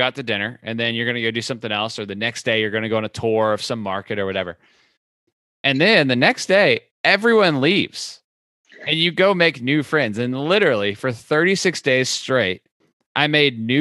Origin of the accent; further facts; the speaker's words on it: Florida, United States; I was from Florida.